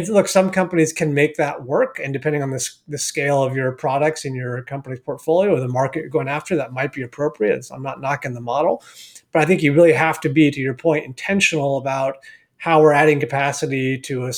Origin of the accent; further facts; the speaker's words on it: Palo Alto, California, United States; also born or lived in Argentina / Spain; growing up in the Bay Area, I'm from Palo Alto, live in the Bay Area today with my family